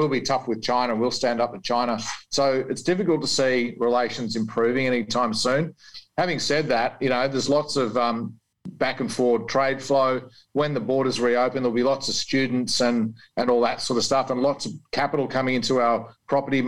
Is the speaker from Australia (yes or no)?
yes; Australia